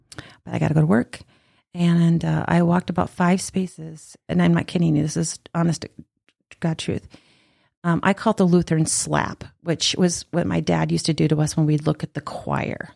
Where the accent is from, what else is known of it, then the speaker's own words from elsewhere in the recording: South Dakota, United States; I actually am from South Dakota